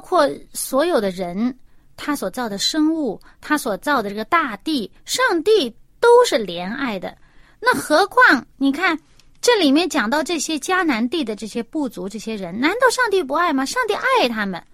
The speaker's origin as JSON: {"language": "Chinese", "country": "China", "said": "我们中国人"}